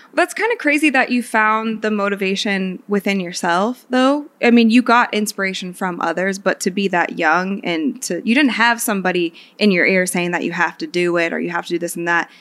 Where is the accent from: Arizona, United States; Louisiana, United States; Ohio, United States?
Ohio, United States; Akron; I'm from Akron